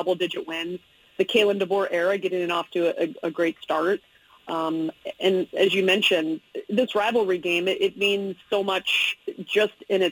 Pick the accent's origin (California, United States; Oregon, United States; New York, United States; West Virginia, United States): Oregon, United States; Eugene; I'm a Eugene kid. I don't know if you know that. I went to North Eugene High School